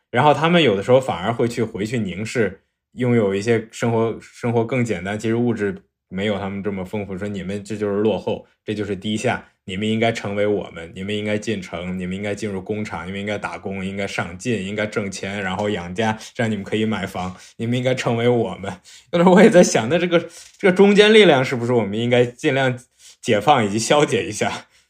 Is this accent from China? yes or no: yes; Ningxia, China; moved away; 我老家是宁夏的